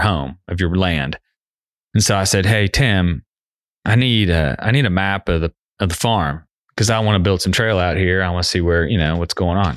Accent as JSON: {"language": "English", "town": "Cincinnati", "region": "Ohio", "country": "United States", "tie": "born or raised there", "moved": "yes", "lives_now": "Knoxville, United States", "said": "I grew up in Cincinnati"}